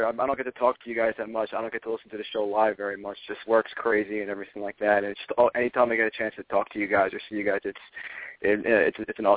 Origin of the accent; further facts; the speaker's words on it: New York, United States; Yeah, I'm from Nassau County originally.